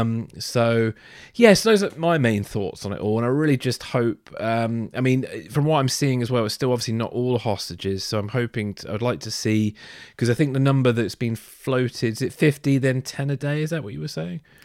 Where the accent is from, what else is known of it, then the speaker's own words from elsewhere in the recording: England, United Kingdom; as a English person